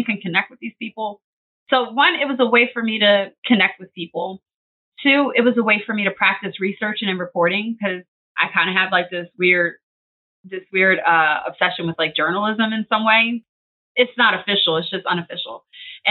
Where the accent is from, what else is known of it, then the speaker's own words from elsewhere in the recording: Philadelphia, Pennsylvania, United States; I'm a Philadelphia girl, Philly girl for short. I have been born and raised in Philly my whole life.